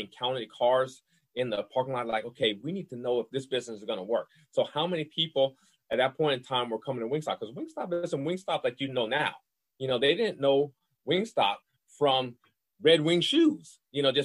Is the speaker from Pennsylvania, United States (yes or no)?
no; New Orleans, Louisiana, United States; I'm from New Orleans, Louisiana. I'm a Southern boy